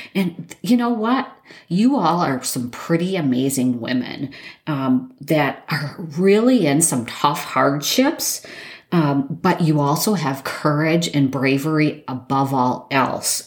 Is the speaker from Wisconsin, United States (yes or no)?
yes; Wisconsin, United States; I'm from Wisconsin.